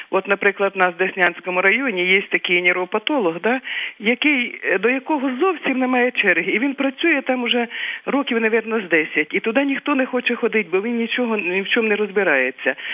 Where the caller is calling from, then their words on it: Kyiv, Ukraine; я з Києва.